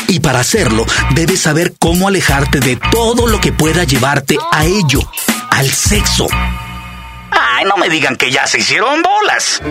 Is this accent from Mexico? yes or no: yes; Mexico